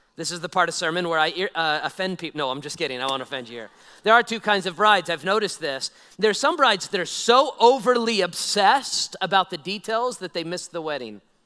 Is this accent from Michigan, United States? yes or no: no; Nevada, United States; I'm a old Nevada guy, born and raised in Nevada